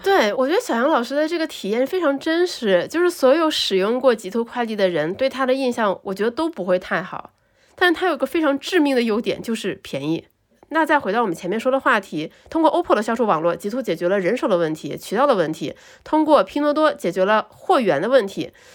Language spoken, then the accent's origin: Chinese; China; 我们中国人